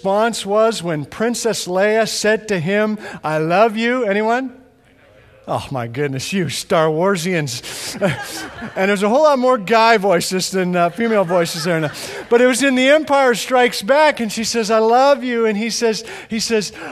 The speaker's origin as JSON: {"language": "English", "town": "Edmonton", "region": "Alberta", "country": "Canada", "tie": "born or raised there", "moved": "yes", "said": "I grew up in Western Canada, in Edmonton, straight north of here"}